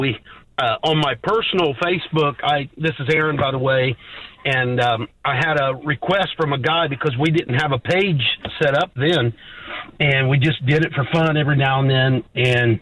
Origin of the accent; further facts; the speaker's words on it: Southern Illinois, United States; accent: Southern; I'm from Southern Illinois.